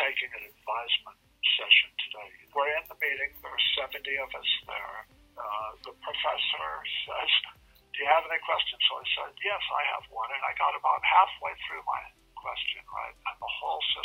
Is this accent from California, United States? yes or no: yes; Los Angeles, California, United States; I was born in Los Angeles, here in Hollywood